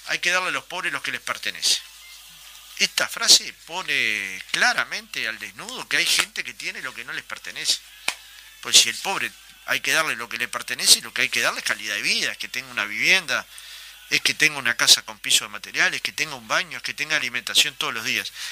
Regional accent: Montevideo, Uruguay; Yo era un niño, iba a la cancha de Goe muchas veces escapado de, mi padre para ver el partido

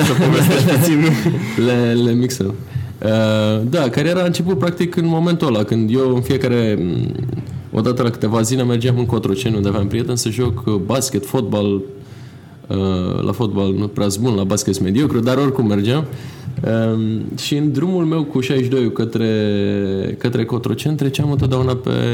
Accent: Bucharest, Romania; m-am născut în București, în militar mai exact

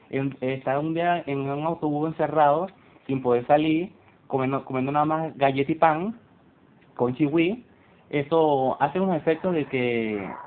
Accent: Colombia; te cuento que en el, en el buque que me vine de Colombia no había baño para hacer del dos.

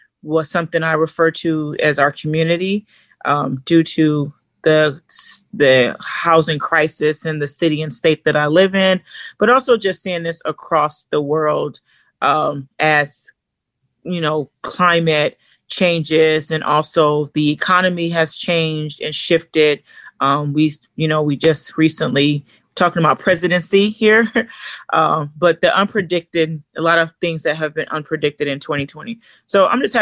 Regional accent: Los Angeles, California, United States; now in Portland, United States; a young girl coming from the ghetto, coming from South Central

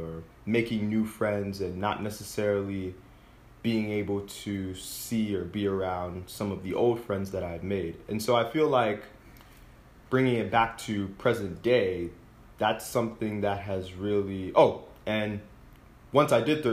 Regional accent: Summit, New Jersey, United States; I was born in New Jersey

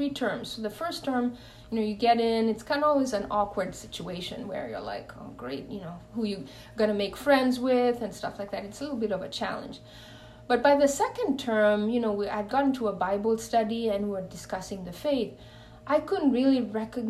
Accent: Kenya; I'm originally born and raised in Kenya

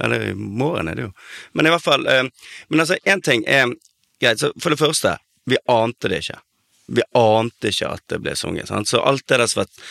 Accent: Bergen, Vestland, Norway; en slags sånn eh, ekstrembergensk oppvekst

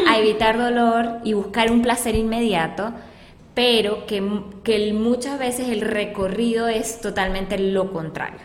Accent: Venezuela; now in Colombia; nosotros que somos pues venezolanas eh, de nacimiento

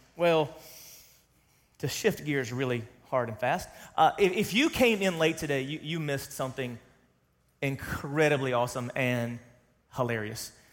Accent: the South, United States; I grew up in Sunday, Sunday school in the South

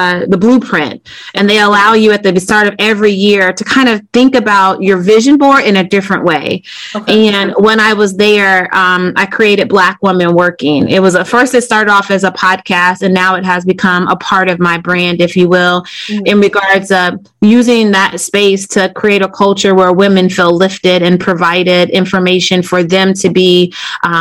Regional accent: Decatur, Illinois, United States; moved away as an adult; now in Wilmington, United States; growing up in Decatur, Illinois, which is a factory town, small town.

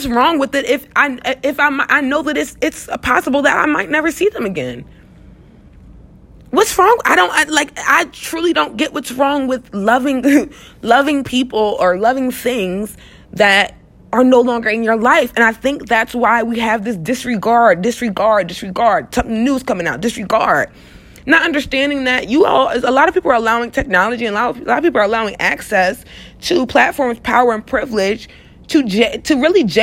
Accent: United States; I am American

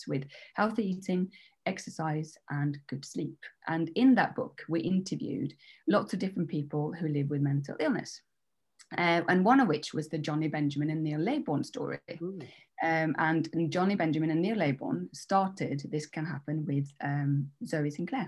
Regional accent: Norway; moved away as an adult; also born or lived in Denmark; now in England; I'm half Danish, half Norwegian, which is, so I was brought up in Norway

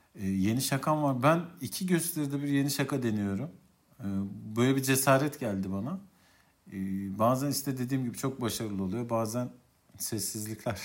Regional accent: Central Anatolia, Turkey; Biz Orta Anadolu'da e, cinlerin cin düğünü hikayeleriyle çok büyüdük.

